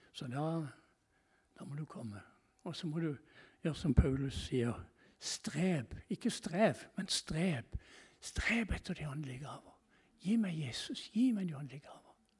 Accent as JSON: {"language": "Norwegian", "country": "Norway"}